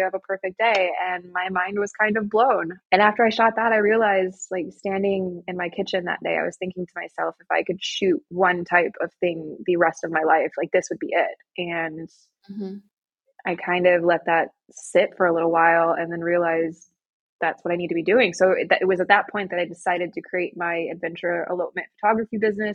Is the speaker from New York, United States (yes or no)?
no; Michigan, United States; moved away as an adult; now in Austria; I am American. I was born and raised in the United States, Michigan